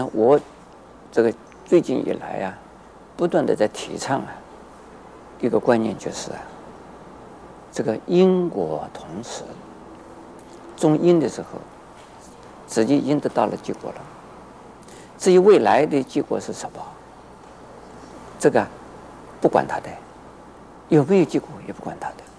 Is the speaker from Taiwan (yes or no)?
no; China; 所以是有的父母就特别是我们中国人的父母啊，是心里不甘愿的。